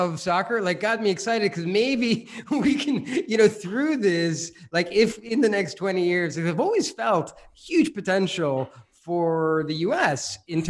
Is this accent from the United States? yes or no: yes; New Jersey, United States; moved away; also born or lived in Brooklyn, New York / Europe; I was born in Brooklyn. I grew up in New Jersey, but born in Brooklyn. I spent most of my youth in New Jersey, and I actually played soccer, and then I moved relatively young to Europe